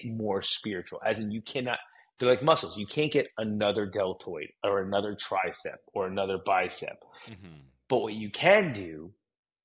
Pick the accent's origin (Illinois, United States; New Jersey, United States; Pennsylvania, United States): New Jersey, United States; I'm a Jew from Jersey